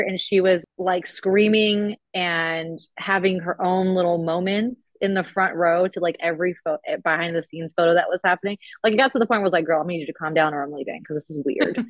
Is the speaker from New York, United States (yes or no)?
no; California, United States